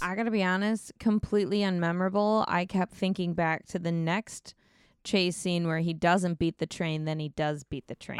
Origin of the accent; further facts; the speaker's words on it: United States; As an American, uh, tourist